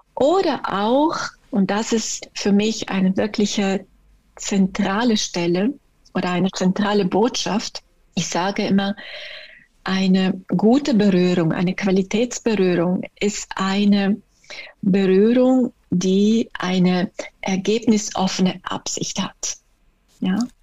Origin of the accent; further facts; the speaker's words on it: Italy; German is a second language; moved away as an adult; now in Germany; ich bin Italienerin, ich bin erst mit fünfundzwanzig hergekommen in den Norden